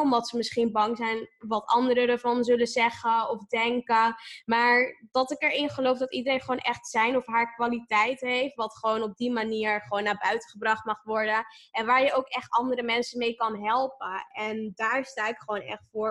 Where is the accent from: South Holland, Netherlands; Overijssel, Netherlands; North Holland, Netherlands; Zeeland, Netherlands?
North Holland, Netherlands; Amsterdam; born or raised there